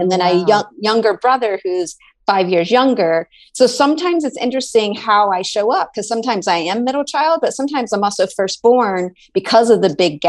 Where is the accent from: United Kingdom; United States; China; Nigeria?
United States; Bowling Green, Kentucky; I grew up in Bowling Green, Kentucky. And my parents are still there. And I am one of three. I'm middle child. So I have an older sister.